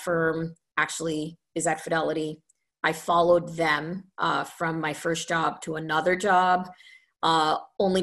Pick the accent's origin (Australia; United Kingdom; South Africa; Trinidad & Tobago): Trinidad & Tobago; moved away as an adult; also born or lived in Ontario, Canada; So I was born in Trinidad in the Caribbean. And I lived there until I was, just turned to 18. And I left to go to Canada to go to university